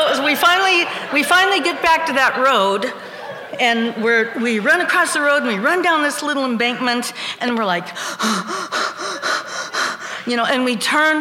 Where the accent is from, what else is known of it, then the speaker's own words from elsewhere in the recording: United States; we're students from America